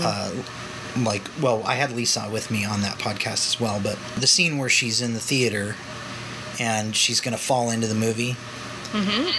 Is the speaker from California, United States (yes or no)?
yes; Los Angeles, California, United States; I was born in Los Angeles, and my mother was an executive for Universal. So I grew up on the Universal lot.